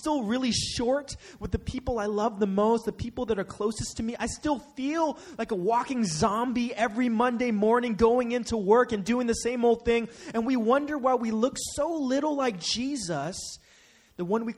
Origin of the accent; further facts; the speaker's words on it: Bay Area, California, United States; Growing up in the Bay Area